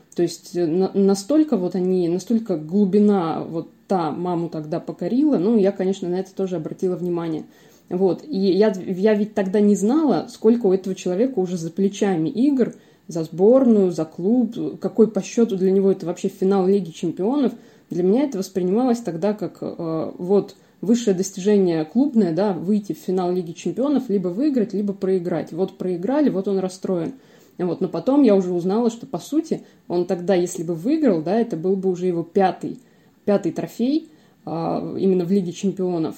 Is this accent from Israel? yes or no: no; Ukraine; now in Voronezh, Russia; я вообще родом из Украины